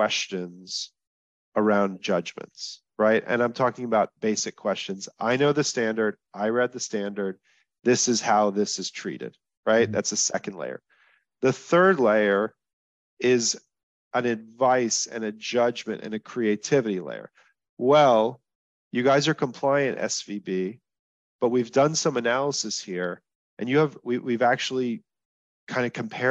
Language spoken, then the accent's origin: English; Texas, United States; I'm from Texas